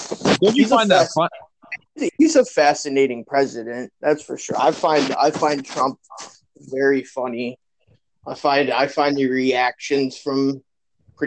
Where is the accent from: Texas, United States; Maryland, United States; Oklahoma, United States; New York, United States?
New York, United States; Buffalo; I'm from Buffalo